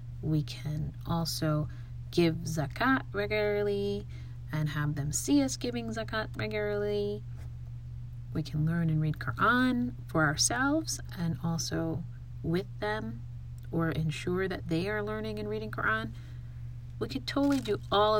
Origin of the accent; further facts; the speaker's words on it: United States; growing up in the United States